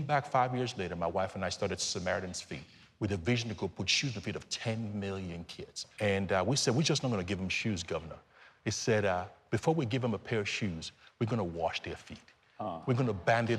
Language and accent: English; Lagos, Nigeria; now in Nashville, United States; I'm from Lagos, Nigeria.